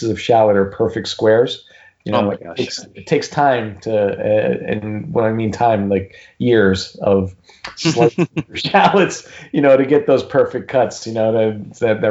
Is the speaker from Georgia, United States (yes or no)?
no; Newark, New Jersey, United States; where I was born and raised in Newark, New Jersey